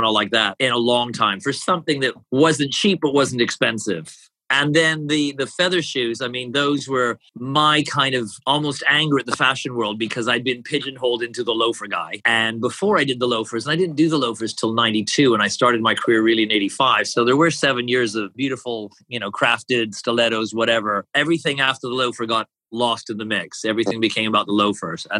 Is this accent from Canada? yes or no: yes; Canada; I'm Canadian